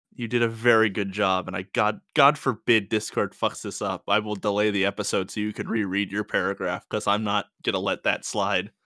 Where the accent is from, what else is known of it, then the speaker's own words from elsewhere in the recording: New York, United States; moved away; I'm from New York